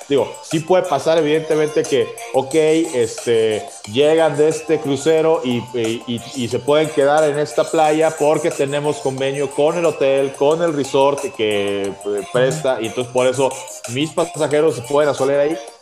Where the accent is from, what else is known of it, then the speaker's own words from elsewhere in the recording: Mexico; yo, como mexicano